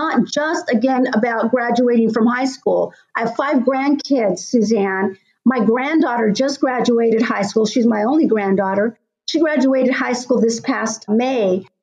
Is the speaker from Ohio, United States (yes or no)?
no; California, United States; where I grew up in California